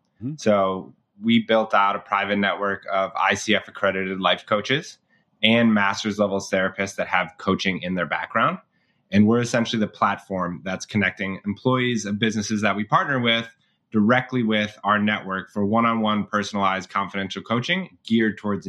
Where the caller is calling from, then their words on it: Evanston, Illinois, United States; I'm a co-founder and head of partnerships at Boone Health. I'm calling in from Evanston, Illinois, so right outside of Chicago.